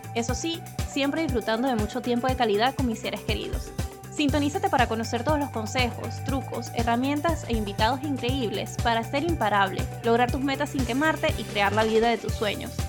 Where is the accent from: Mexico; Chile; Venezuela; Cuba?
Venezuela; first language Spanish; now in Spain; Nací en Venezuela y vivo en España desde hace más de 10 años